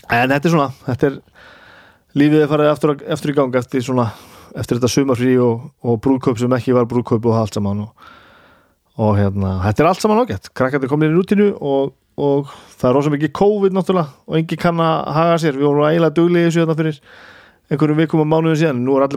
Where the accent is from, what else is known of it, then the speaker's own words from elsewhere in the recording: Húsavík, Northeastern Region, Iceland; ég er frá Húsavík og ég á vini sem að leika þarna í myndinu